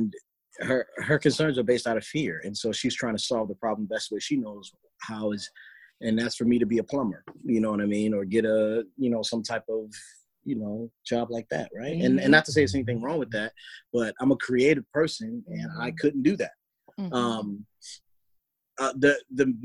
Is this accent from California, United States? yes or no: no; Baltimore, Maryland, United States; I'm from Baltimore, Maryland